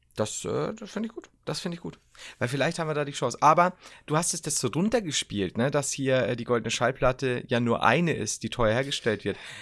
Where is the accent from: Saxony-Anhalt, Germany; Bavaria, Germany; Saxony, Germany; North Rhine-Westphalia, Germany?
Bavaria, Germany; ich als generell als Bayer